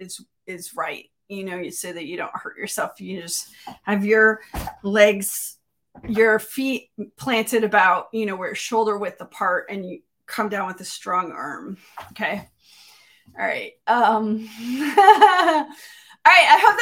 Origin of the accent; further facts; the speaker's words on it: Miami, Florida, United States; I grew up in Miami